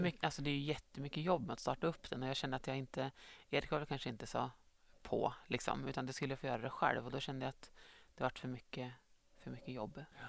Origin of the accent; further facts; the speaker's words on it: Östersund, Jämtland, Sweden; moved away as an adult; also born or lived in Gothenburg; now in Strömsund, Sweden; jag kommer från Östersund men har bott sedan i Göteborg i några år innan jag flyttade tillbaka till